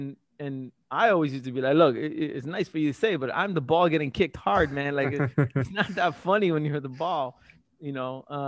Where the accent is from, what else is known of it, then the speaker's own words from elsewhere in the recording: Tamil Nadu, India; also born or lived in Singapore; Prior to that, I was just another Asian kid in Singapore, and I was like, wait, I come from Tamil Nadu, I speak Tamil, but I'm not Tamil, but then there's all these other languages, what the hell's going on?